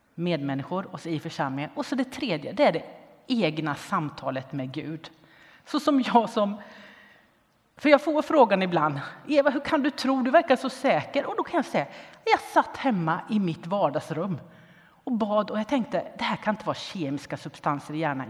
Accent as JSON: {"language": "Swedish", "town": "Linköping", "region": "Östergötland", "country": "Sweden", "tie": "born or raised there", "said": "där jag växte upp, i Linköping."}